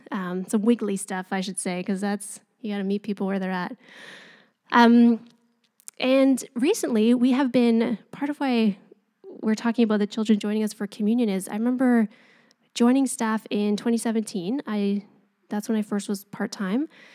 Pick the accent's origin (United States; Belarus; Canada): Canada; we're Canadian and we're polite